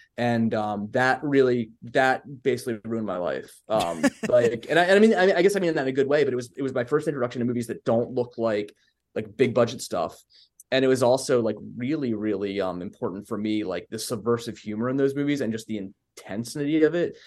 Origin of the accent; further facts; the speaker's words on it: Baltimore, Maryland, United States; accent: Baltimore; born and raised here